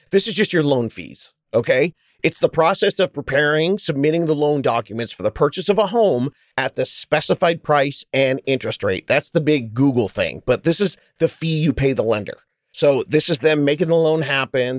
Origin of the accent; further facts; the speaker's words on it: California, United States; I'm from California.